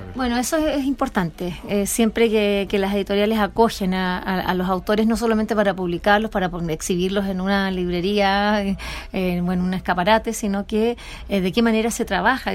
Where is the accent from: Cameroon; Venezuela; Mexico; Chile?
Chile; así como buen chileno